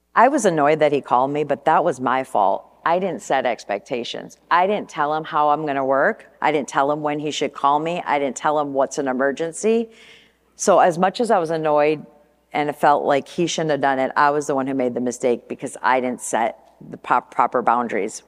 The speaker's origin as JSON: {"language": "English", "town": "Flint", "region": "Michigan", "country": "United States", "tie": "born or raised there", "also_born_or_lived": "California", "moved": "as an adult", "lives_now": "Portland, United States", "said": "growing up in Michigan, going to school in Flint, and flying off to California when I was twenty years old"}